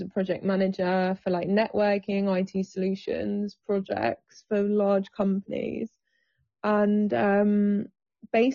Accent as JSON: {"language": "English", "region": "England", "country": "United Kingdom", "tie": "born or raised there", "said": "I've always lived in the UK, born here. I have English parents, unfortunately, which is really boring."}